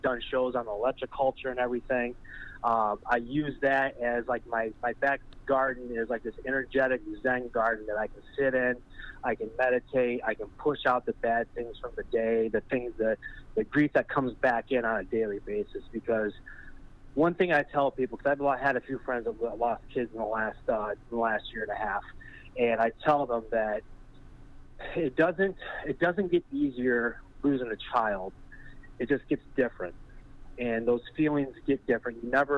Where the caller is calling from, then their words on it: Michigan, United States; I'm here from Michigan here. We've been years watching the show.